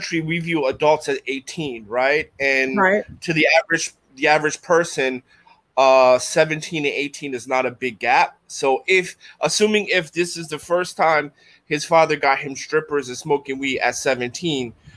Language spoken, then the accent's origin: English; Philadelphia, Pennsylvania, United States; moved away; I'm from North Philadelphia, the hood, Strawberry Mansion